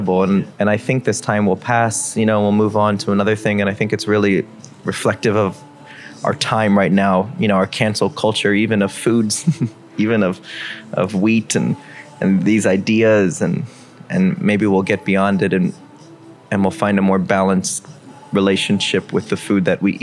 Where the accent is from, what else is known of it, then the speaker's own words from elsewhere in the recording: Miami, Florida, United States; I'm born and raised in Miami